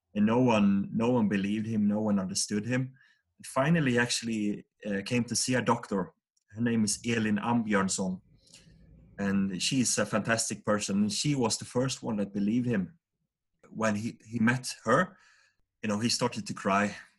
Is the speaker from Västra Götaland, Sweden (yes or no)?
no; Vaggeryd, Jönköping County, Sweden; we grew up in a small town called Vaggeryd. It's about uh, 5,000 people living there, and this is in the south of Sweden, uh, in uh, the Jönköping region